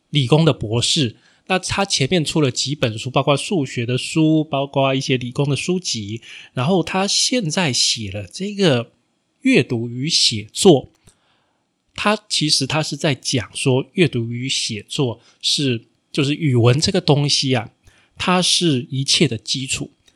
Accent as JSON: {"language": "Chinese", "country": "Taiwan", "said": "身为台湾人"}